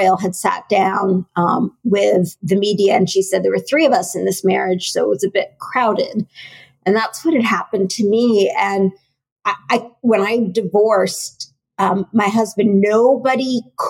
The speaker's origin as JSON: {"language": "English", "country": "United States", "tie": "born or raised there", "said": "I grew up in the U.S."}